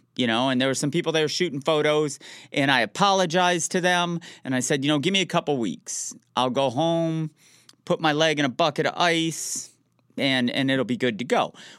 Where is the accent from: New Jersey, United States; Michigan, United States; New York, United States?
Michigan, United States; Detroit; I'm from the Metro Detroit area, so I found out who the surgeon was for the Detroit Red Wings of the NHL